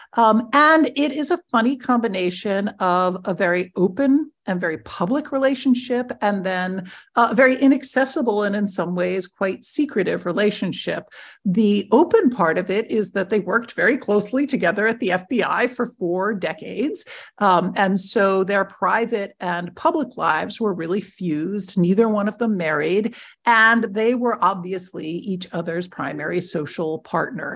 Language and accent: English; near Media, Pennsylvania, United States; a very small regional office in Media, Pennsylvania, which actually happens to be right next to my hometown